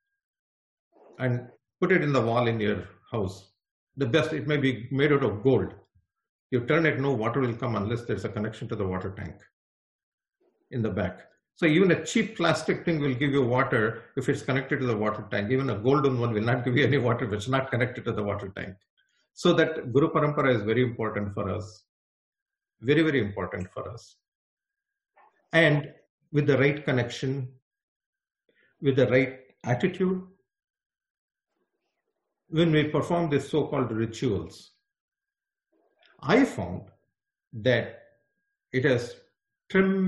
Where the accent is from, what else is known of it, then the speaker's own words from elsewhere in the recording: Bangalore, Karnataka, India; moved away; I'm a Kannadiga from Bangalore